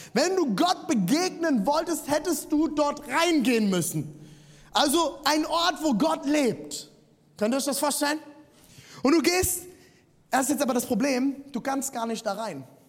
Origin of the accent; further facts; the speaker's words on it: Rhineland-Palatinate, Germany; Ich bin im Siebenhundert-Seelendorf aufgewachsen